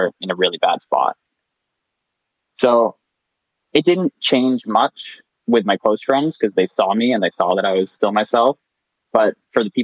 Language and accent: English; Nova Scotia, Canada; moved away as an adult; now in Waterloo, Canada; I'm born and raised in Nova Scotia, and I'm going to university in Waterloo, Ontario